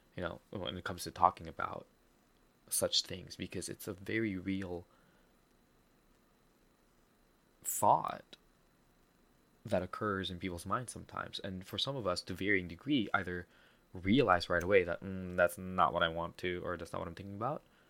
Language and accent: English; Philippines; accent: Filipino; my Filipino accent is so strong